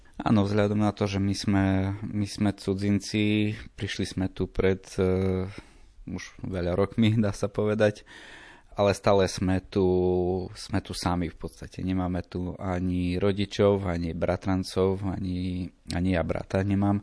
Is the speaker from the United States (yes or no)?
no; Ukraine; Slovak is a second language; now in Slovinky, Slovakia; my pochádzame z Ukrajiny